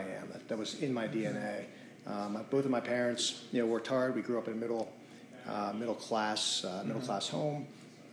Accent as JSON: {"language": "English", "region": "rural Pennsylvania", "country": "United States", "tie": "born or raised there", "also_born_or_lived": "Carlisle, Pennsylvania / Pittsburgh, Pennsylvania", "lives_now": "Lebanon, United States", "said": "I grew up in a small town in rural Pennsylvania. I'm not a Lebanon native, so this is a new area for me."}